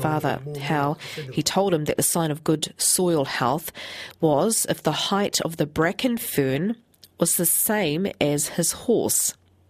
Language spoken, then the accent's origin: English; Tauranga, Bay of Plenty, New Zealand; Tauranga Moana is my hometown.